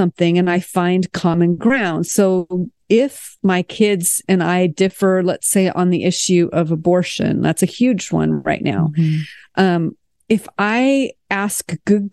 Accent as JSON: {"language": "English", "country": "United States", "also_born_or_lived": "France", "moved": "as an adult", "said": "as an American"}